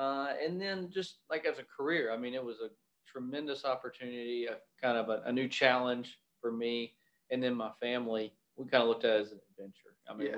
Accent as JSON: {"language": "English", "town": "Monroe", "region": "Louisiana", "country": "United States", "also_born_or_lived": "Ruston, Louisiana", "moved": "as an adult", "lives_now": "Arkansas, United States", "said": "I'm originally from North Louisiana, Monroe and Ruston area, and I ended up in Ruston to go to Louisiana Tech University"}